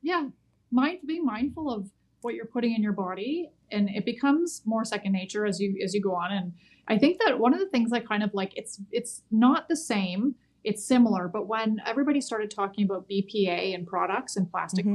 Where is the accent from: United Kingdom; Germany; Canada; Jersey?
Canada; as a Canadian